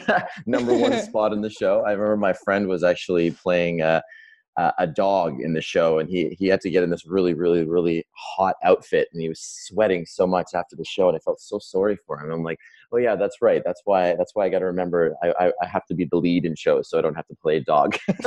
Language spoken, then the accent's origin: English; Saskatoon, Saskatchewan, Canada; moved away as an adult; also born or lived in Chicago; I am Canadian. I grew up in a small town in the middle of the country called Saskatoon, Saskatchewan.